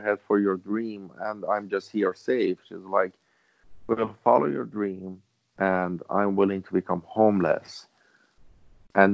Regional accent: Iran; English is a second language; moved away as an adult; now in Vancouver, Canada; back then, I was in Iran. I couldn't speak English properly

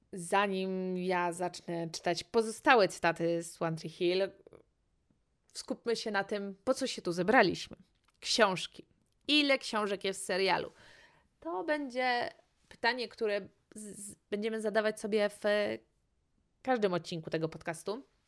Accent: Poland; jestem z Polski

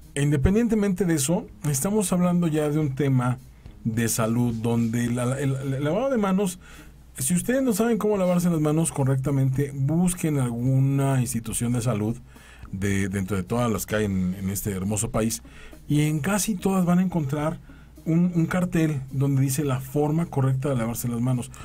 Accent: Mexico

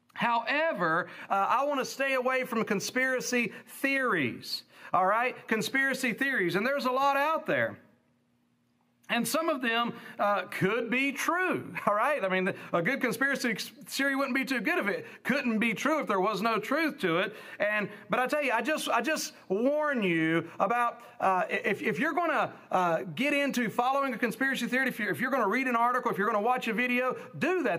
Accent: United States; as an American

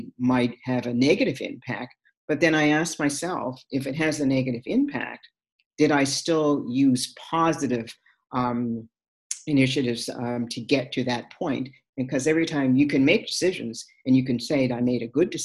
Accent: Sydney, Nova Scotia, Canada; my growing up in Sydney Whitney Pier, with her father.

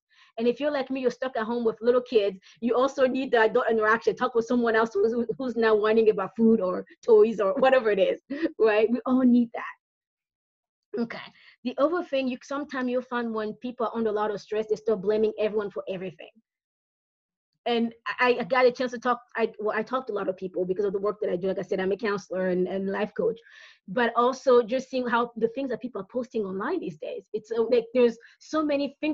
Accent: Brazzaville, Republic of the Congo; now in Pennsylvania, United States; I'm originally from Brazzaville, Congo, so I'm from not South Central, that's PA, that's where I live now

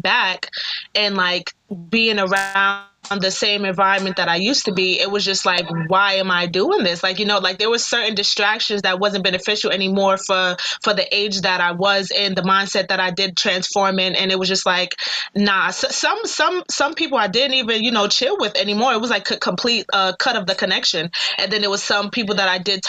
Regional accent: New York City, New York, United States; also born or lived in Manhattan / Staten Island; raised in Brooklyn for like 19 years of my life.

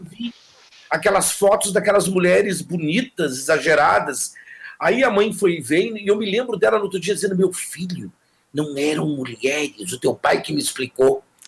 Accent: Jaguarão, Rio Grande do Sul, Brazil; moved away as an adult; also born or lived in Camaquã; now in Porto Alegre, Brazil; Eu fui criado em Jaguarão, uma cidade que é fronteira com o Uruguai

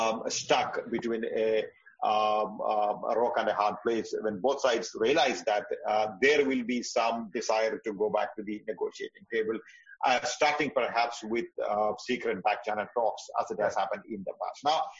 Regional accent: India; as an Indian analyst

